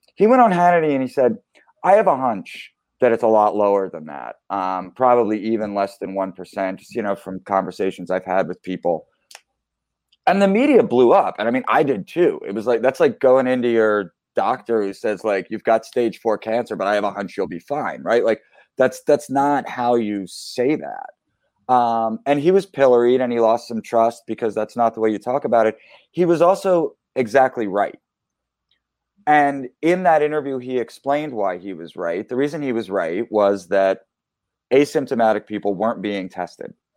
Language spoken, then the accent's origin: English; Philadelphia, Pennsylvania, United States; I grew up in Philly.